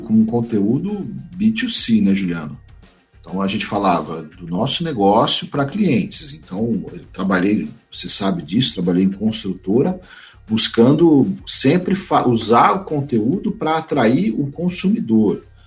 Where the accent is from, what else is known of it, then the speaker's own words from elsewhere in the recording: São Paulo, Brazil; moved away as an adult; now in Mato Grosso do Sul, Brazil; eu sou de São Paulo, vim morar, trabalhar no Mato Grosso do Sul.